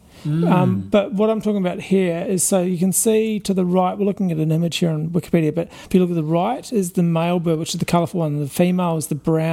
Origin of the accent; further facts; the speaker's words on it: New Zealand; I grew up in New Zealand